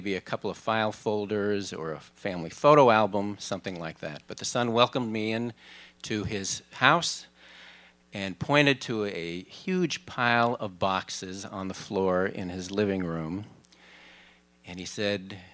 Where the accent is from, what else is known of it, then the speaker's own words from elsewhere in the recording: Minneapolis, Minnesota, United States; I traveled from my hometown, Minneapolis